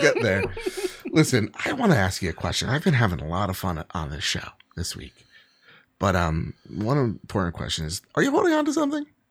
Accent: New Jersey, United States; I'm from Jersey

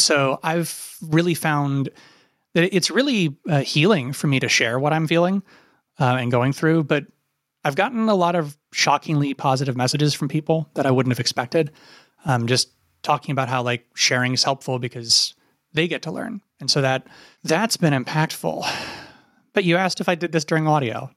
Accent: Appalachia, United States; moved away as an adult; also born or lived in Ohio University, Ohio; I grew up in Appalachia.

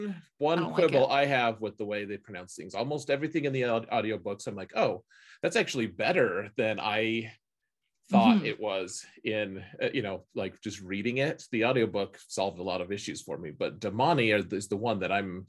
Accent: United States; I'm an American

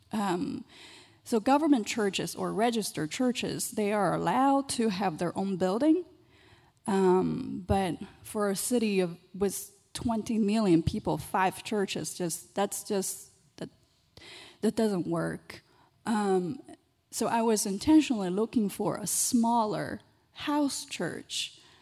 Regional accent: China; moved away; I was born and raised in China.

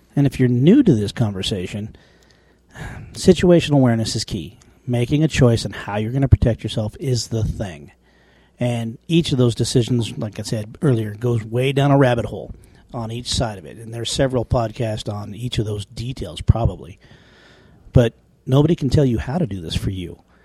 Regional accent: small town Wyoming, United States; my hometown

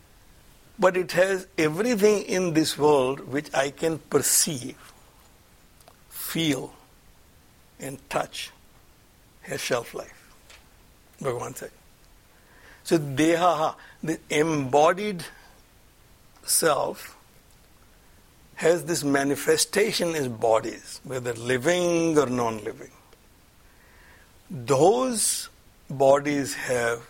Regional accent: India; now in United States; I'm an Indian

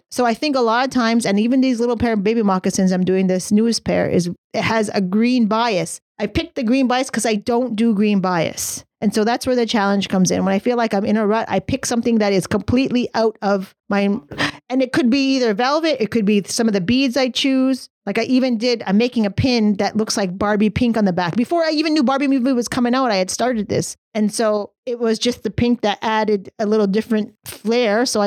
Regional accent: England, United Kingdom; I'm English. I'm English.

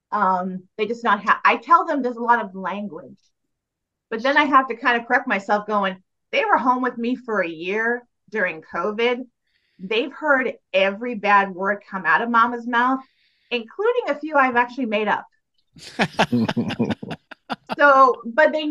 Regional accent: Mansfield, Massachusetts, United States; I was doing a show in Mansfield, my hometown

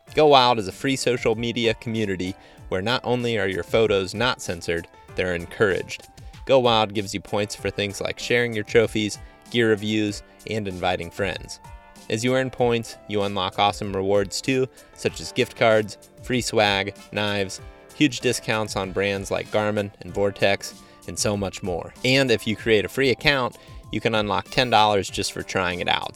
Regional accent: Ohio, United States; had grown up in my hometown and really only ever been in, you know, a couple different areas of Ohio

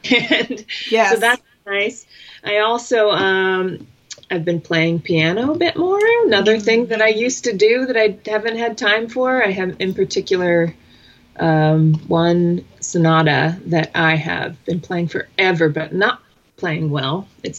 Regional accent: California, United States; now in Colorado, United States; I grew up in California. We moved around.

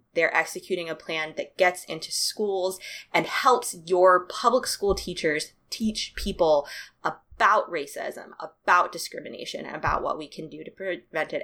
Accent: Durham, North Carolina, United States; it is based in my hometown

